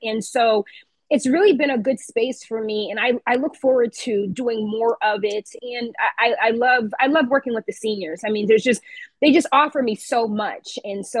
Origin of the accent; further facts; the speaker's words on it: Waterbury, Connecticut, United States; But yeah, we are proud to say that we're born and raised in Waterbury, Connecticut.